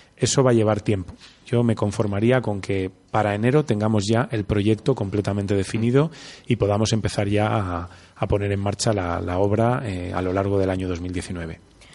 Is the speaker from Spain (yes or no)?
yes; Valladolid, Castile and León, Spain; me enorgullece de, de, ser vallisoletano